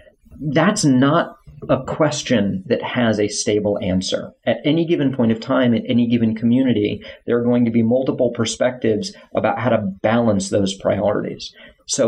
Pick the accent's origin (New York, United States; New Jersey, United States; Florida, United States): Florida, United States; South; I grew up in South Florida. I moved to North Florida to go to college